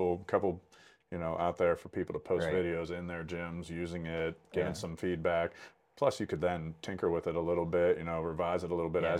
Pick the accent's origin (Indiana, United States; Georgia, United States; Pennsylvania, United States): Pennsylvania, United States; even in my home state, mm-hmm. right here in Pennsylvania